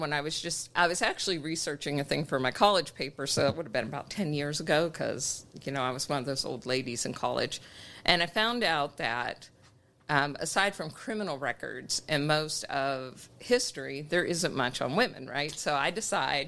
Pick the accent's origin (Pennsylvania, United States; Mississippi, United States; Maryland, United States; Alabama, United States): Pennsylvania, United States; Pittsburgh; moved away as an adult; I'm from Pittsburgh area, right outside of Pittsburgh